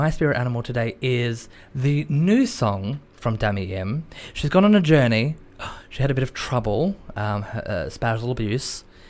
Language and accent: English; North East England, United Kingdom; accent: Geordie; But I've come back to the UK. Mm. Who am I? I'm Geordie.